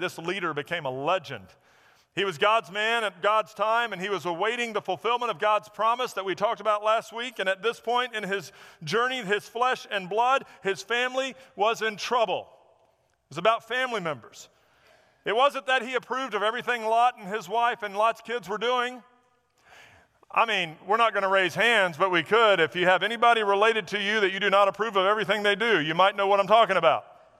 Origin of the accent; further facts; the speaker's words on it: the South, United States; I grew up in an era where Smokey and the Bandit, I thought it was a documentary of growing up in the South.